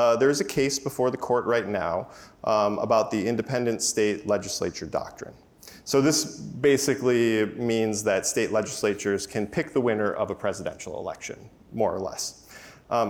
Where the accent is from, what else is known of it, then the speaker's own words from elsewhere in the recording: Wisconsin, United States; I grew up in Wisconsin